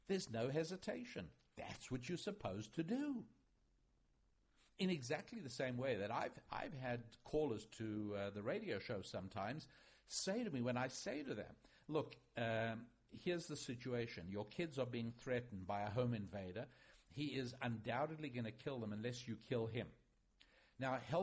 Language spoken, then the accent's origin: English; United States; as an American